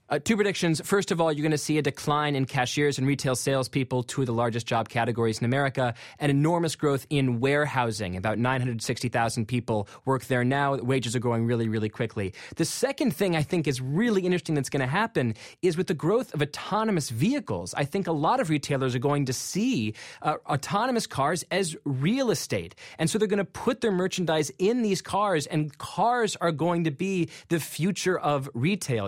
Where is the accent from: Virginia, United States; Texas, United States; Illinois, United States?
Virginia, United States; McLean; I'm from McLean, Virginia